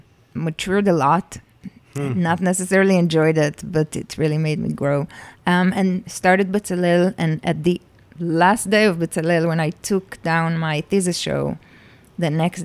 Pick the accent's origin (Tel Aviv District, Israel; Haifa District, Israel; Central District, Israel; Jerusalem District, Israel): Jerusalem District, Israel; Jerusalem; In Jerusalem.